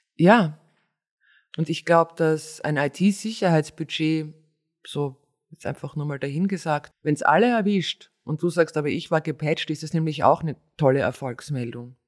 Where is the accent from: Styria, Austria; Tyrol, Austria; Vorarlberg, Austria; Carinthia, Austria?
Styria, Austria; ich bin Steirer